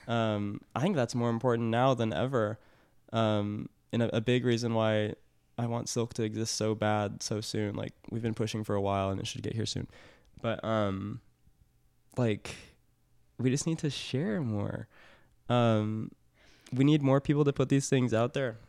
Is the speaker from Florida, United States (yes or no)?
no; Portland, Oregon, United States; I grew up near Portland